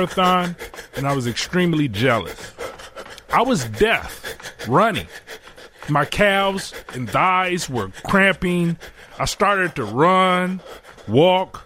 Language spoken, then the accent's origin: English; Detroit, Michigan, United States; I'm from Detroit